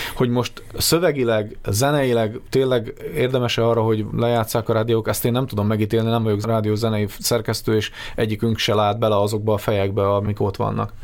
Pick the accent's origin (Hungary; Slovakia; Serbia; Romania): Slovakia; Upper Hungary, Felvidék; mi felvidékiek vagyunk